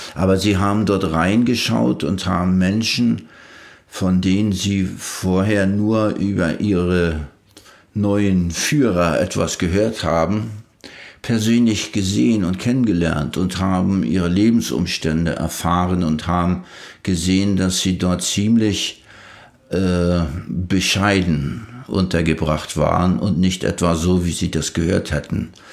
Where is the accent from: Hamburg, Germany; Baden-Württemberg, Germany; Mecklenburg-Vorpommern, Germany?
Mecklenburg-Vorpommern, Germany; Leisterförde; ich stamme aus Leisterförde, hier im Landkreis Ludwigslust-Parchim, das kleinste Dorf.